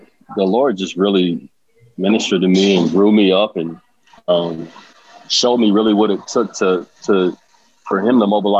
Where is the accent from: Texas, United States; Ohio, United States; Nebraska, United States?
Nebraska, United States; Omaha; I grew up in Omaha and grew up in the hood, in poverty